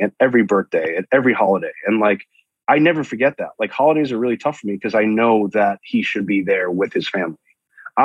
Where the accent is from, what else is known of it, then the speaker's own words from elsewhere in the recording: New York, United States; now in San Diego, United States; I'm a New Yorker